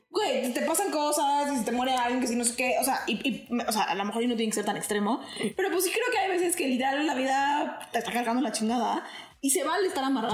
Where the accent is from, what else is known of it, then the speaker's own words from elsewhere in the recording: Mexico; a nosotros como mexicanos